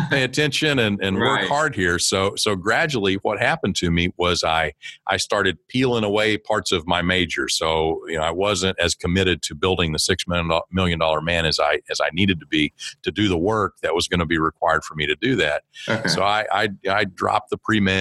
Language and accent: English; small town in eastern Oklahoma, United States; I grew up in Oklahoma.